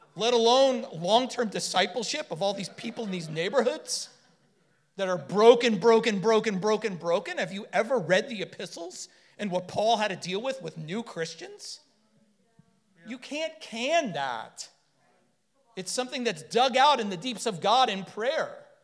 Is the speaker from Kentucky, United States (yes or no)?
no; Florida, United States; we're from Florida